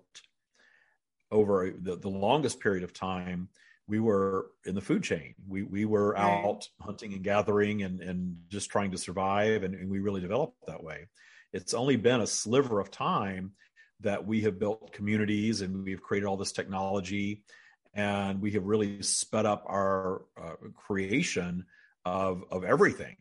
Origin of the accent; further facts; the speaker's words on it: United States; I'm an American